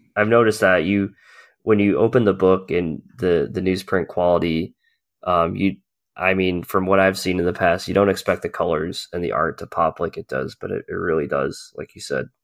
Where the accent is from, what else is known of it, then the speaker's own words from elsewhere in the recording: New England, United States; also born or lived in Massachusetts; I grew up in the New England area, so, uh, I lived in Massachusetts for a long time